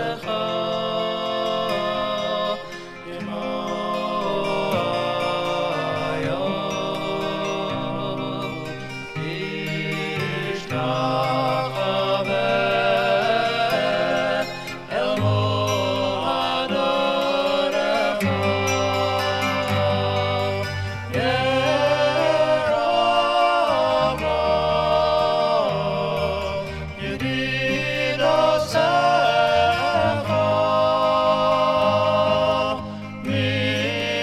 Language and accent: English; Scranton, Pennsylvania, United States; moved away; my hometown of Scranton, Pennsylvania.